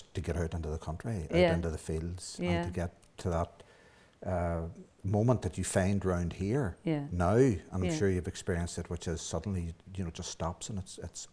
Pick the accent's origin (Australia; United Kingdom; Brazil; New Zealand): United Kingdom; Downpatrick, Northern Ireland; I was born in Downpatrick and reared in Downpatrick